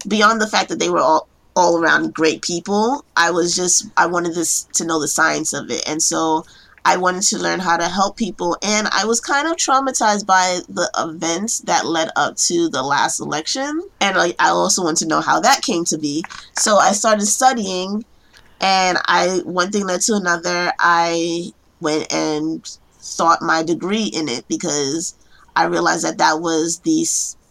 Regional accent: New York City, New York, United States; I am a case planner in New York, born and raised in Brooklyn

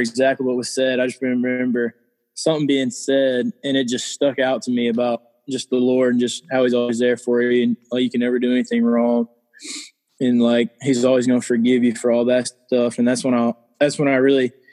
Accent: Hattiesburg, Mississippi, United States; I grew up right here in Hattiesburg

